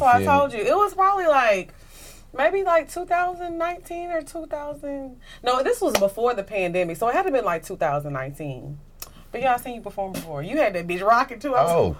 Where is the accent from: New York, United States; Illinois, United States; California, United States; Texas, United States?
Texas, United States; Orange; now in Houston, United States; I grew up in the country